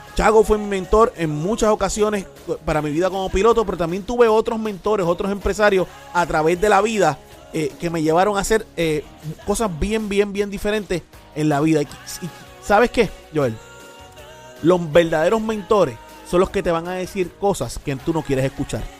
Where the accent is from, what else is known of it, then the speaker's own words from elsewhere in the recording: Puerto Rico; no solamente como piloto, sino como empresario, eh, sino como puertorriqueño, que, ¿verdad? Que, levantamos una empresa aquí en Puerto Rico